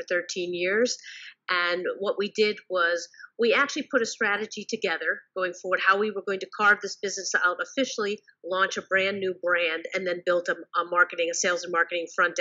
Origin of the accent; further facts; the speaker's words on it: New York, United States; I'm a New Yorker at heart